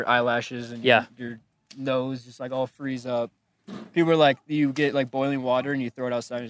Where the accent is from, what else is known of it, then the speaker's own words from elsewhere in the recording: Madison, Wisconsin, United States; Madison, Wisconsin.